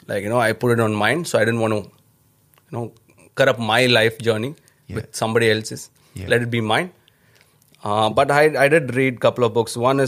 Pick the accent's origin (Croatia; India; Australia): India; Chennai, Tamil Nadu; first language Tamil; English is a second language; No, when I started, when I was coming from my hometown, Chennai.